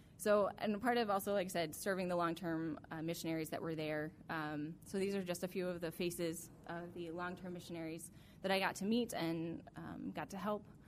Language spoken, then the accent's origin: English; Alaska, United States; growing up in Alaska